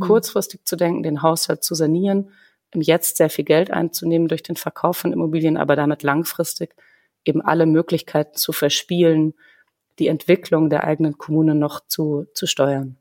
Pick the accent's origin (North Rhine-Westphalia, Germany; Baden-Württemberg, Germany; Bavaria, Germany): Bavaria, Germany; Munich; moved away; also born or lived in Greiffenberg / Berlin; ich selber bin in München geboren. Meine Eltern haben sich zwar in Köln kennengelernt. Also ich bin keine typische Bayerin